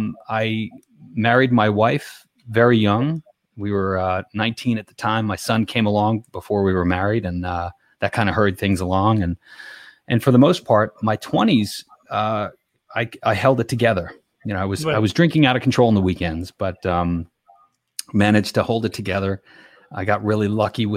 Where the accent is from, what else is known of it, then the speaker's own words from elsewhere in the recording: Levittown, Pennsylvania, United States; I grew up very close to where I'm at now. I grew up in a town called Levittown, Pennsylvania.